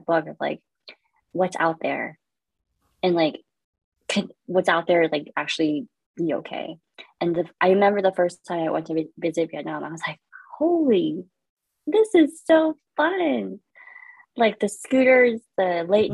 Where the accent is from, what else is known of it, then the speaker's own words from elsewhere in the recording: Fountain Valley, California, United States; born in Fountain Valley, California